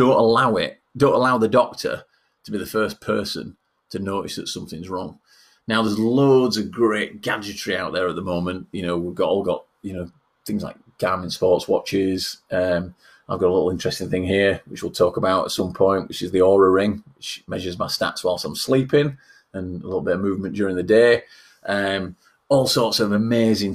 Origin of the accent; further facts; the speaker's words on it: Yorkshire and the Humber, United Kingdom; accent: Yorkshire; being a Yorkshireman